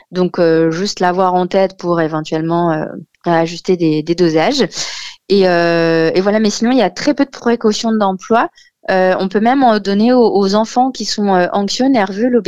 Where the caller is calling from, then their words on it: Aulnay-sous-Bois, Île-de-France, France; Chez moi, à Aulnay, euh, dans mon petit 93.